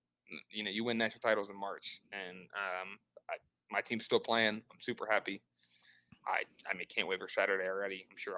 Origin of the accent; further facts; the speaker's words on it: Cincinnati, Ohio, United States; we are from Cincinnati.